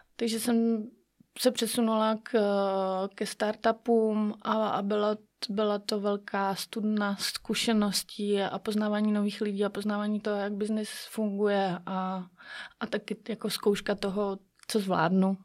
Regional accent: Sokolov, Karlovy Vary Region, Czechia; jsem sokolka ze Sokolova

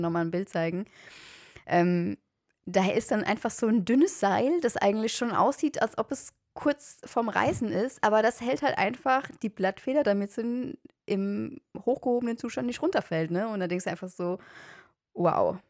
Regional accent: Germany; ich komme aus Deutschland

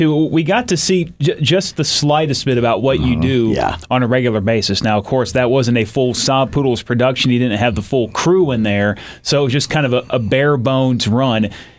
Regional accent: Illinois, United States; I'm from Illinois, big Chicago fan

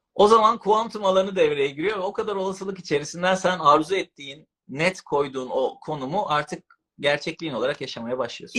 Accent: İzmir, Turkey; moved away as an adult; now in Istanbul, Turkey; İzmirliyim abi ben

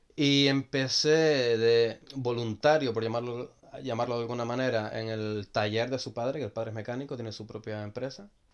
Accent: Gran Canaria, Canary Islands, Spain; moved away as an adult; now in Netherlands; soy de Gran Canaria

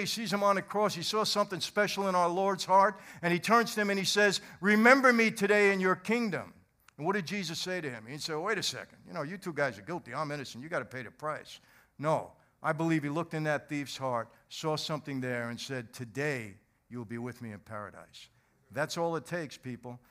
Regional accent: New York City, New York, United States; also born or lived in Long Island, New York / New Jersey; I was born in Brooklyn, brought, brought up in, uh, and raised in Brooklyn and Long Island

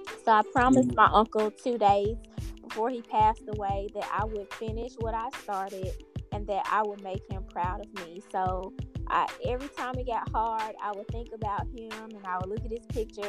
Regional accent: Memphis, Tennessee, United States; I am from Memphis, Tennessee

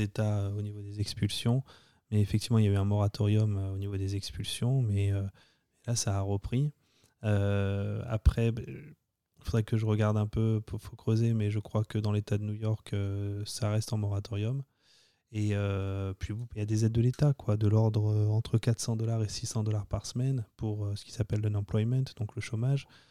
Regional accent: France; accent: French; moved away as an adult; now in United States; Tu viens d'arriver, euh, tu as 24 ans, et puis tu t'essayes de parler euh, avec ton accent français à des Américains

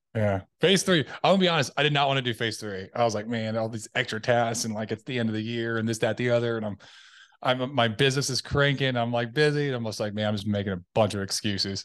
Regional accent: Tennessee, United States; now in Dallas Fort Worth, United States; I am originally from Tennessee. Um, I grew up m, youngest of six.

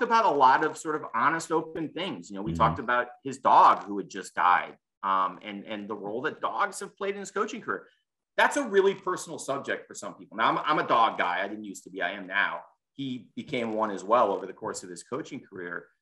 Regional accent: Chicago, Illinois, United States; moved away; I grew up in Chicago

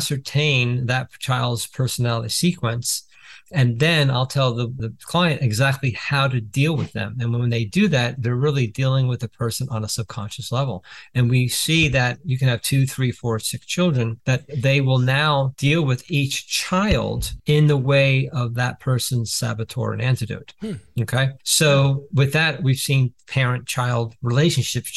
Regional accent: New Jersey, United States; I'm from Jersey

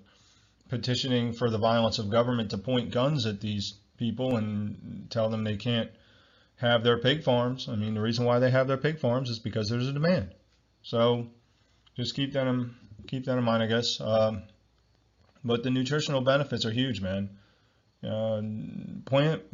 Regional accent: Ocean County, New Jersey, United States; I'm from Ocean County, New Jersey

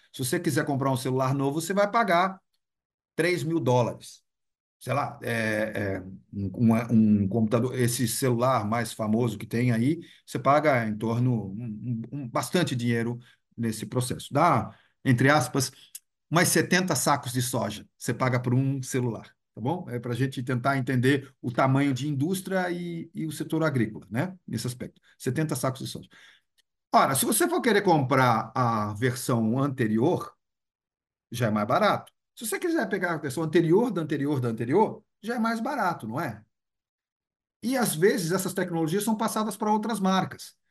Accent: Brazil; Eu sou brasileiro

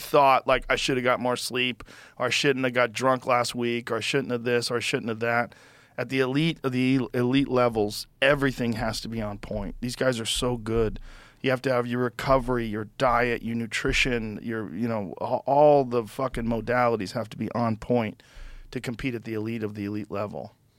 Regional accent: Newton, Massachusetts, United States; also born or lived in Boston; I grew up in Newton

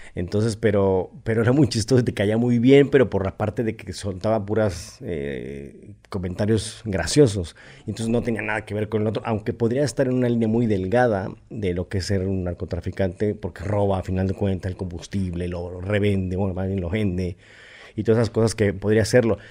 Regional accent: Mexico City, Mexico; nací en la Ciudad de México.

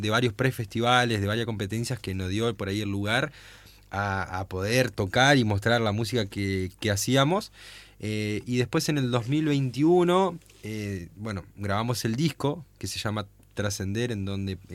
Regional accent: Aldea María Luisa, Entre Ríos, Argentina; en donde yo vivo, que yo soy de Aldea María Luisa, eh, soy descendiente alemán

